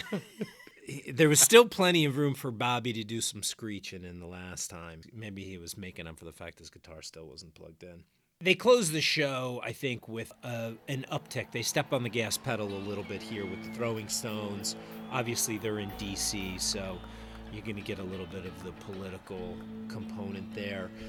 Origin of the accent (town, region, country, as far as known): New Jersey, United States; born or raised there